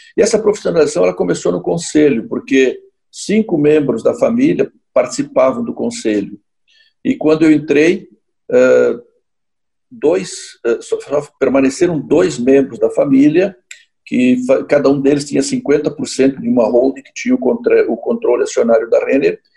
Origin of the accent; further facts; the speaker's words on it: Caxias do Sul, Rio Grande do Sul, Brazil; also born or lived in São Paulo; eu sou aqui de Caxias do Sul